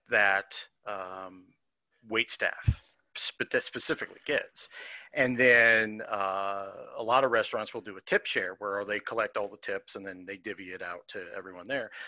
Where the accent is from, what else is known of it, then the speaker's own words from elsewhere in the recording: United States; as an American